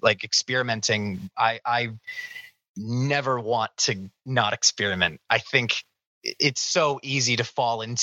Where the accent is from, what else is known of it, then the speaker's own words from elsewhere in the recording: Northeast Ohio, United States; growing up in Northeast Ohio